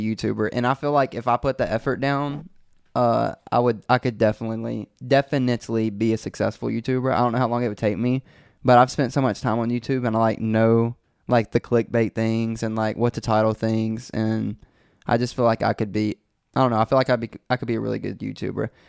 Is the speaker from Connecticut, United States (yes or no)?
no; Brandon, Mississippi, United States; born or raised there